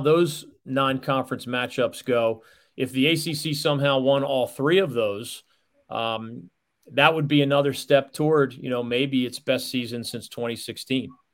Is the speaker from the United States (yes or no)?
yes; Philadelphia, Pennsylvania, United States; I grew up in Philadelphia, Pennsylvania.